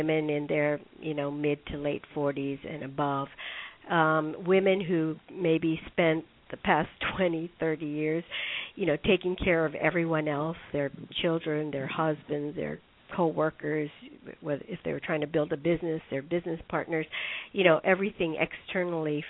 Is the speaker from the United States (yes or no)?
yes; Hawaii, United States; now in New York City, United States; my having been born and raised in Hawaii